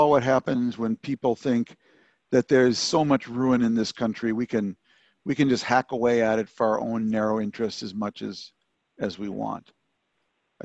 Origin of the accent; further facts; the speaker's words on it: Minnesota, United States; moved away as an adult; also born or lived in Beirut; growing up in Minnesota